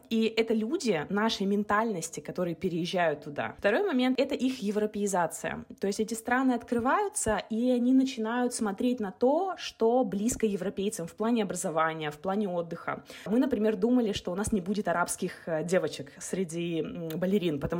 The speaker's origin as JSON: {"language": "Russian", "country": "Kazakhstan", "said": "И нам кажется, что это миграция в Эмираты, в Дубай, да, то есть, ну, потому что мы из Казахстана ездим в Дубай."}